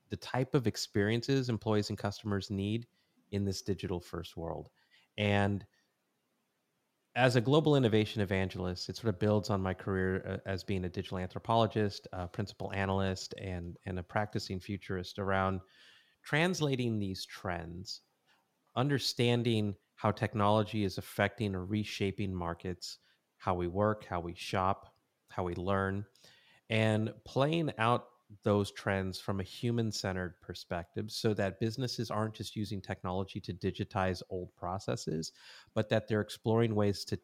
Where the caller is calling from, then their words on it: San Clemente, California, United States; I am in a little surf village in Southern California called San Clemente.